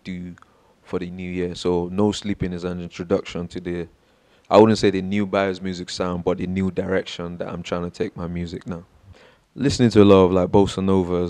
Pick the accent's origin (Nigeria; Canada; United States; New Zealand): Nigeria; moved away; growing up in Nigeria